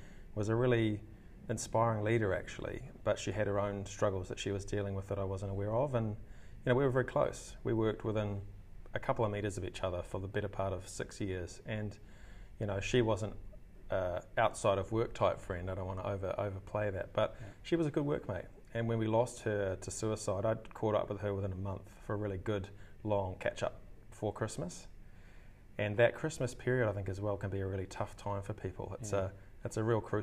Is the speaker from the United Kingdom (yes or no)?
no; Hamilton, Waikato, New Zealand; moved away as an adult; also born or lived in Wellington, New Zealand / Melbourne, Australia; now in Auckland, New Zealand; I grew up in Hamilton in New Zealand, studied there, high school, university, graduated from University of Waikato